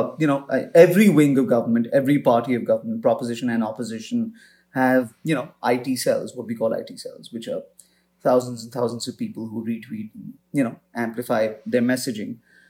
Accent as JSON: {"language": "English", "country": "India", "tie": "born or raised there", "said": "I think it's just, you know, because I grew up in India and then my parents were in Africa and I was in boarding school back in India."}